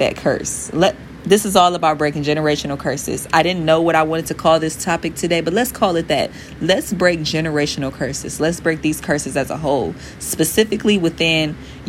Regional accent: Detroit, Michigan, United States; I'm from Detroit, Michigan, the east side to be exact

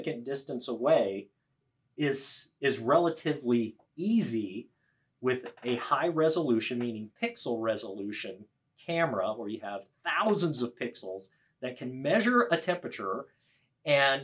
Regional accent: Boston, Massachusetts, United States; I'm from the Boston area

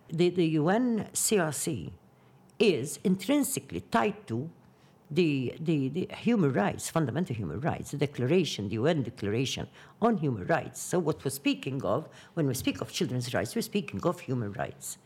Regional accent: Qormi, Malta; my hometown, Ormi

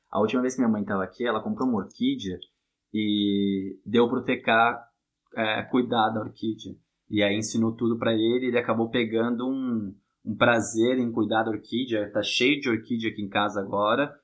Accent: São Paulo, Brazil; moved away; eu e minha irmã, a gente nasceu em São Paulo

